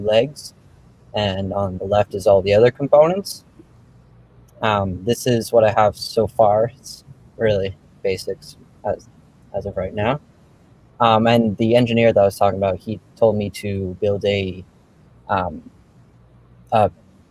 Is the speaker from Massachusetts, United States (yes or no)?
yes; Massachusetts, United States; I am from Massachusetts.